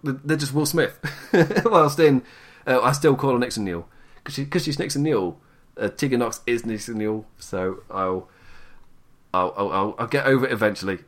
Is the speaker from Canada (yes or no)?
no; England, United Kingdom; I'm English